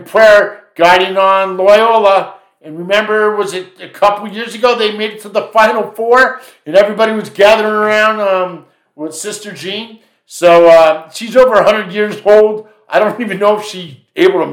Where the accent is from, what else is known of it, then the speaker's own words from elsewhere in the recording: West Coast, United States; Born and raised in West Coast.